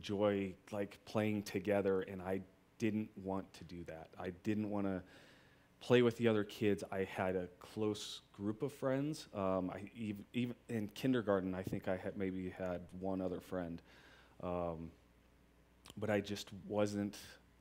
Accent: Boulder, Colorado, United States; I've lived in Colorado my whole life. I was born in Boulder

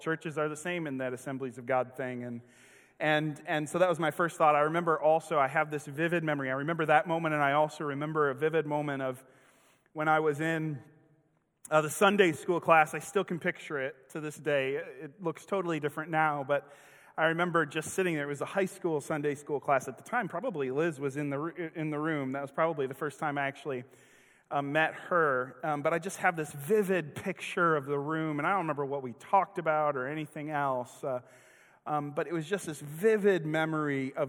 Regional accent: Kenosha, Wisconsin, United States; now in Springfield, United States; I grew up with in Kenosha, Wisconsin

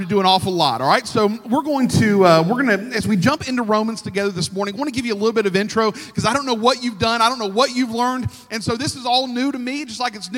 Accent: United States; I am very American

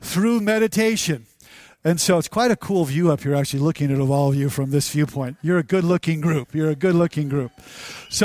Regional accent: United States; we're from America

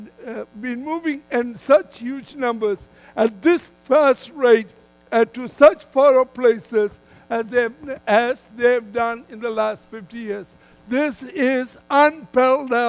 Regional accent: Malaysia; moved away as an adult; So I come originally from Malaysia

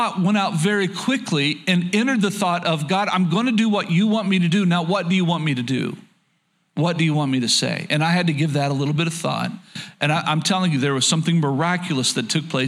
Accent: Oklahoma, United States; a Southern boy growing up in Oklahoma

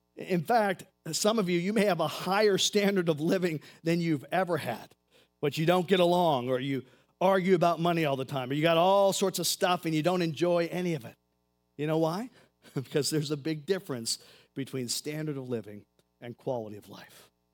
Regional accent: United States; I'm an American.

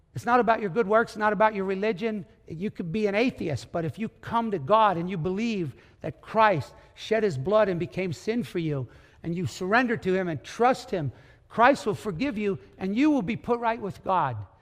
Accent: United States; you and me being American

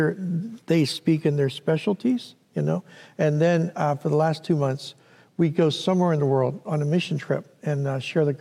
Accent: Pittsburgh, Pennsylvania, United States; moved away as an adult; now in Philadelphia, United States; I grew up in Pittsburgh, Pennsylvania

